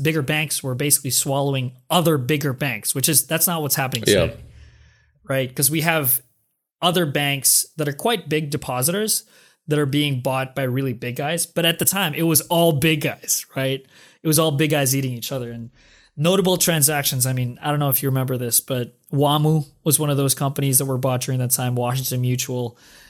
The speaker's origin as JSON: {"language": "English", "country": "Philippines", "moved": "as an adult", "lives_now": "United States", "said": "came to the US 2011, right? Right after the financial crisis, which, by the way, was unknown to me. I'm from the Philippines."}